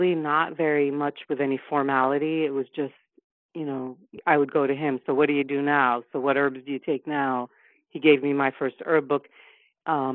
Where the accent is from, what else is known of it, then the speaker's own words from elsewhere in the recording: New York City, New York, United States; I was raised in the East Village of New York City